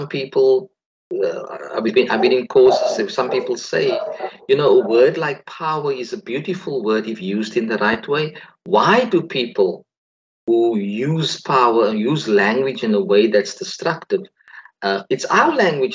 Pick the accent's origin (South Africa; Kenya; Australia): South Africa; We were raised in South Africa where we were told we couldn't coexist simply because the color of our skins do not match the other